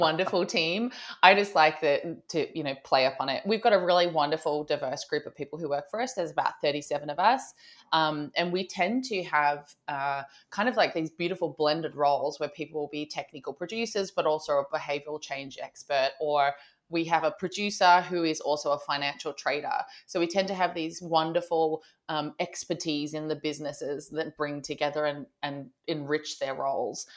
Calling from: Sydney, New South Wales, Australia; I'm calling in from Sydney, Australia.

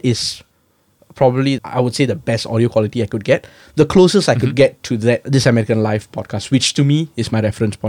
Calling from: Singapore; So today I'm calling in from Singapore, my home base.

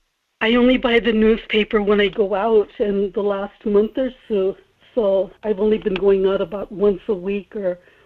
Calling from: Kodiak, Alaska, United States; Good morning, Michael. … in Kodiak.

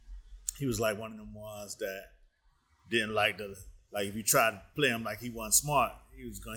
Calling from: Chicago, Illinois, United States; I'm coming live from Chicago.

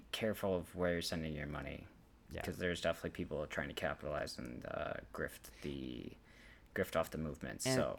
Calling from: Aurora, Illinois, United States; calling from Aurora, Illinois.

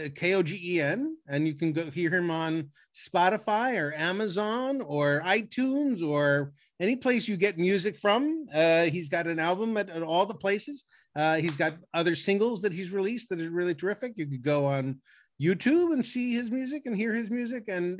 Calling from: Brentwood, California, United States; I'm greeting you from Brentwood, California

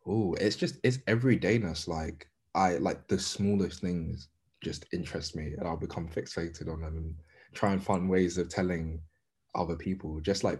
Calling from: London, United Kingdom; Southeast London.

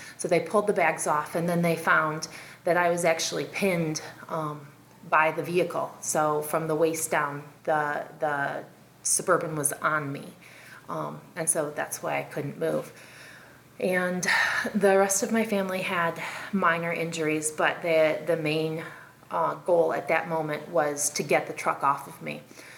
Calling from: South Carolina, United States; I'm calling from South Carolina

